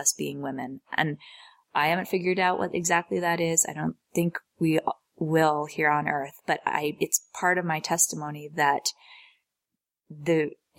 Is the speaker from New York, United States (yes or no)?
yes; New York City, New York, United States; growing up in New York City in the 80s with a professional working mother